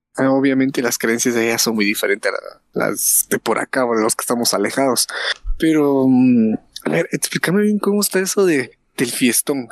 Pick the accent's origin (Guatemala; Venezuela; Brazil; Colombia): Guatemala; somos guatemaltecos